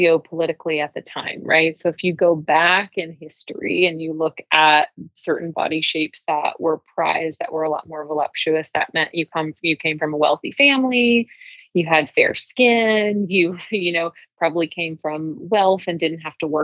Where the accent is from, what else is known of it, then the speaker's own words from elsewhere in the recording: the South, United States; growing up in the South, in the U.S.